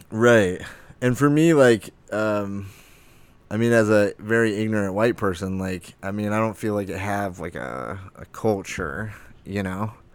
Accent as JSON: {"language": "English", "town": "Lake Havasu City", "region": "Arizona", "country": "United States", "tie": "born or raised there", "also_born_or_lived": "Flagstaff, Arizona", "lives_now": "Phoenix, United States", "said": "I'm from Arizona, born and raised. I'm from Lake Havasu."}